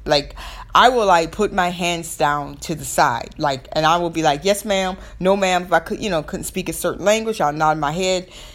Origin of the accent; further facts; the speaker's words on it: the South, Southern United States, United States; accent: Southern; excuse my Southern accent. I'm gonna be me, but that's my Southern accent.